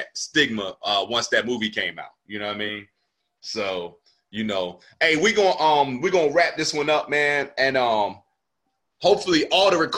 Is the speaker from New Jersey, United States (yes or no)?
yes; New Jersey, United States; I'm from New Jersey, so I'm always, like, repping the area where I'm from